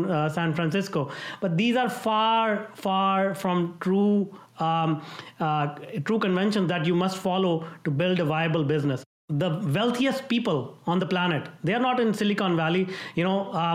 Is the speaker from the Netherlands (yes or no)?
no; India; moved away as an adult; now in Vancouver, Canada; I'm from India